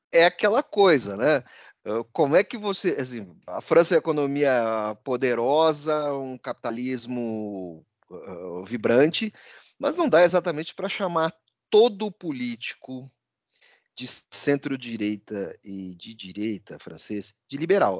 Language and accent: Portuguese; São Paulo, Brazil; como bom paulistano